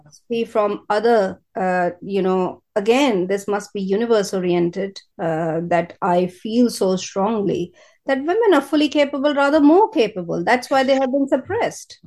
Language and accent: English; India; moved away as an adult; now in United Kingdom; I am from India. Yeah. Bo- born and brought up in India, first 25 years there, now 25 years in British Britain